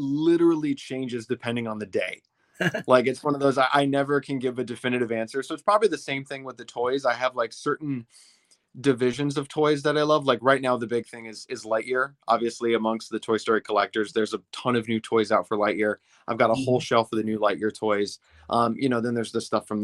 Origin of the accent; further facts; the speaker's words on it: Minnesota, United States; now in Ohio, United States; I live in Ohio now, but whenever we go back to my home state of Minnesota to visit my parents